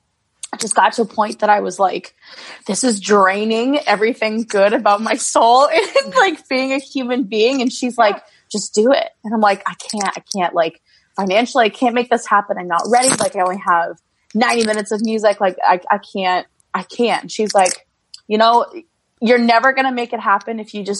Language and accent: English; Swanzey, New Hampshire, United States; I'm a country songwriter from Swansea, New Hampshire.